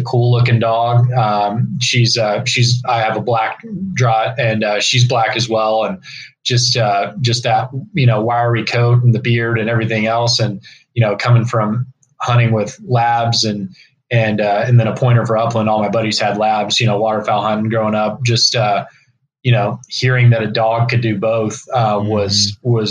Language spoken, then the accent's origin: English; East Texas, United States; growing up in East Texas